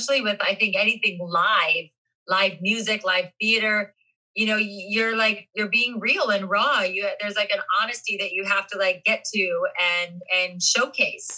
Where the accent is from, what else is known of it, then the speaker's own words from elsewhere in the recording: Ohio, United States; moved away; I'm from Ohio